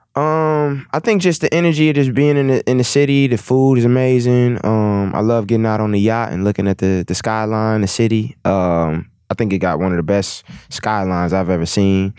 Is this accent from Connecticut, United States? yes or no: no; Milwaukee, Wisconsin, United States; I'm from Milwaukee